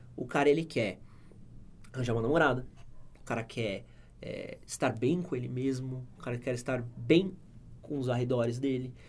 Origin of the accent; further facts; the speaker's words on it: São Paulo, Brazil; eu nasci aqui na Moca